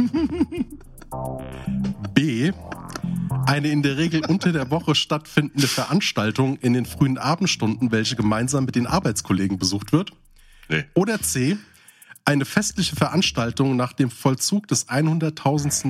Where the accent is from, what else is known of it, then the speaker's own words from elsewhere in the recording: Hesse, Germany; Ich komme ja aus dem Hessischen, ne? Also ich bin quasi so ein Rhein-Main-Hesse mit einem sehr starken südhessischen Einfluss, das heißt so Nähe Odenwald.